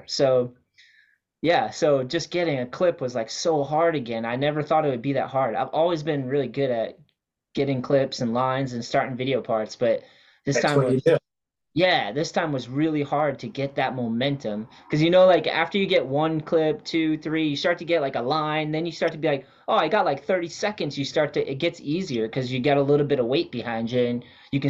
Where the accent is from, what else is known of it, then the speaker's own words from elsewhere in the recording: Wareham, Massachusetts, United States; Yeah, I grew up with him in Wareham and he was just like he was my best friend for sure.